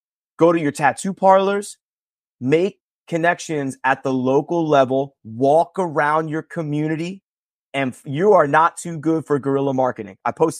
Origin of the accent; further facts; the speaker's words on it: Northeast, United States; we're fortunate that we're from the Northeast.